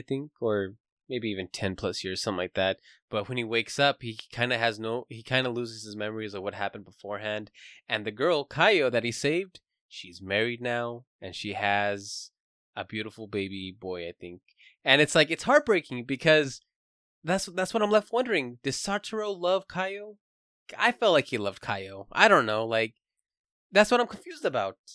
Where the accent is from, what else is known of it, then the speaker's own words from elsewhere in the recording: United States; I am American